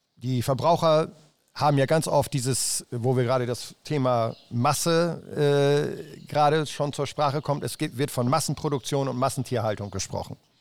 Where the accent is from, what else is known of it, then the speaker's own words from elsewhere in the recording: Rheiderland, East Frisia, Lower Saxony, Germany; ich komme äh, aus dem Reiterland